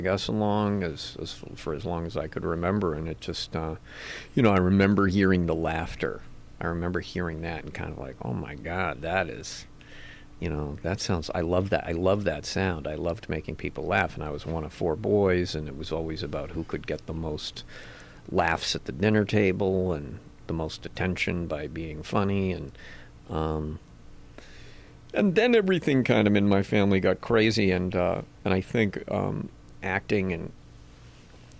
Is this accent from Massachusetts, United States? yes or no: yes; Cambridge, Massachusetts, United States; moved away as an adult; also born or lived in New York; now in Los Angeles, United States; I'm from Cambridge, Massachusetts